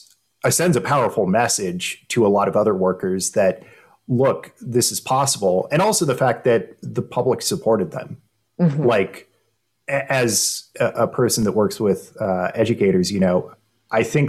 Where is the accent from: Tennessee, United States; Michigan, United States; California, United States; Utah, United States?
California, United States; Los Angeles; I grew up in Los Angeles